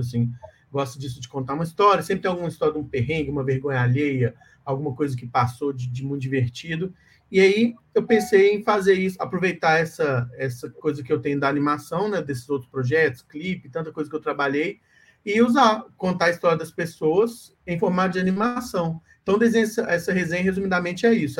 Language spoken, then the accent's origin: Portuguese; Minas Gerais, Brazil; eu como mineiro